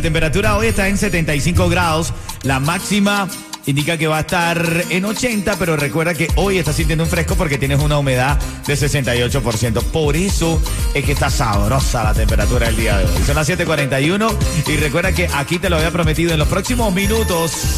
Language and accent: Spanish; Venezuela; now in Miami, United States; Yo como venezolano